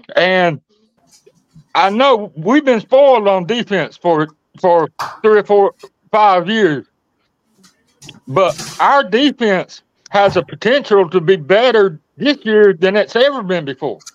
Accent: Thomasville, Georgia, United States; I didn't go to the same high school he went to. He went to Thomasville High. I went to Thomas County Central High

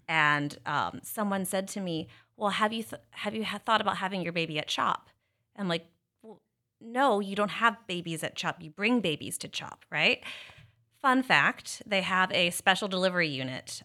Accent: South Carolina, United States; moved away as an adult; also born or lived in Kansas City; now in Philadelphia area, United States; I'm actually from South Carolina

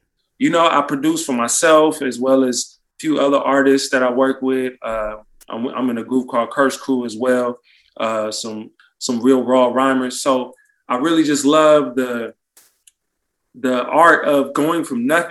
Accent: Oakland, California, United States; I'm from East Oakland

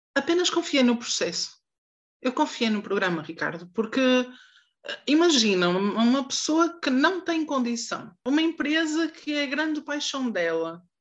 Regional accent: Santa Maria da Feira, Norte, Portugal; Eu sou de Santa Maria da Feira

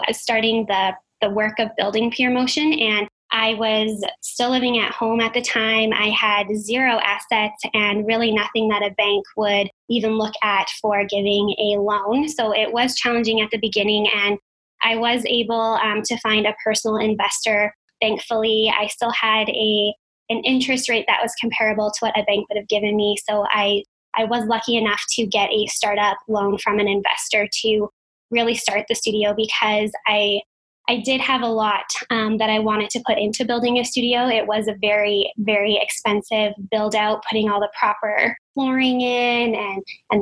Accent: Calgary, Alberta, Canada; I grew up dancing here in Calgary. So I'm a Calgarian born and raised

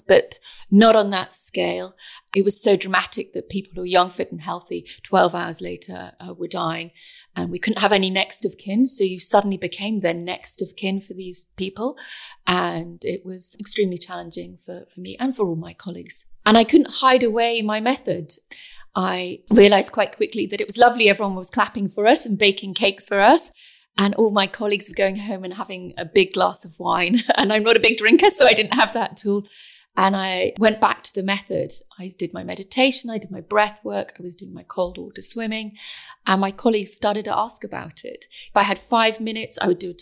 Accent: England, United Kingdom; I'm very English.

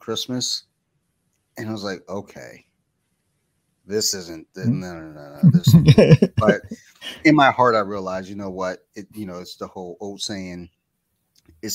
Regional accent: Michigan, United States; now in Maryland, United States; I'm originally from Michigan, where it snowed all the time. And then moving to Maryland

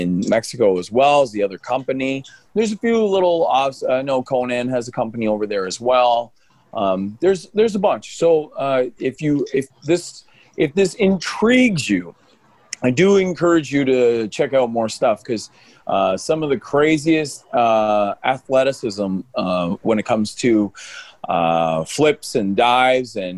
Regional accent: New Brunswick, Canada; I was born in New Brunswick.

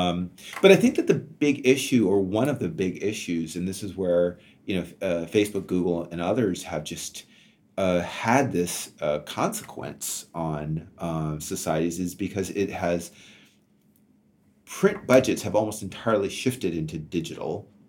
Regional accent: Canada; as a Canadian

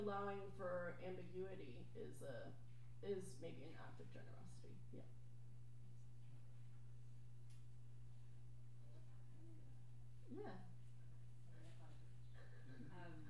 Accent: Irvine, California, United States; growing up in Irvine, you know, it was like, I didn't know any other, I didn't know any writers

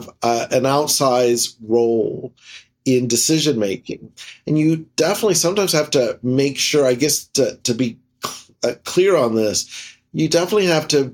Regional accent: Louisiana, United States; now in Florida, United States; I spoke Spanish with my family, my parents, aunts, uncles, and English with my brothers and sisters as I grew up in Louisiana

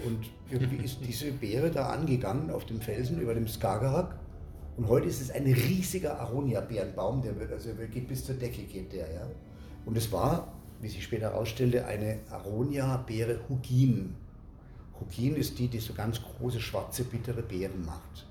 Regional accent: Germany; als Deutscher

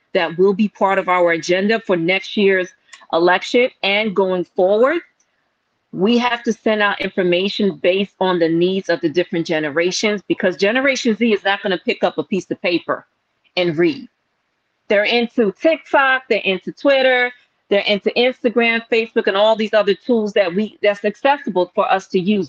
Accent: New York City, New York, United States; also born or lived in Bronx, New York; I was born in Harlem. I come from a Caribbean background

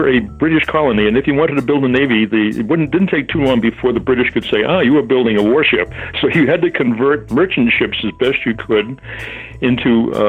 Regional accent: Gloucester, Massachusetts, United States; also born or lived in Maine; I grew up in Gloucester, Mass., which is a well-known seaport and fishing port. So the sea was in my blood. My house was only a few hundred yards from the ocean.

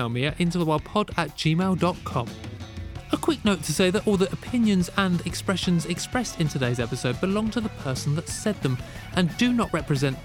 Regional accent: London, United Kingdom; I'm a Londoner.

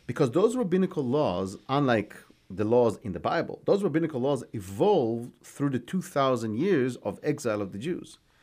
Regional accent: Israel; moved away as an adult; now in United States; the moshav, uh, where I grew up is the first Jewish

